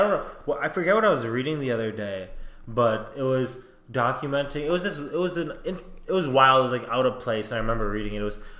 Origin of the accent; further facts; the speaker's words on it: Minnesota, United States; we're from Minnesota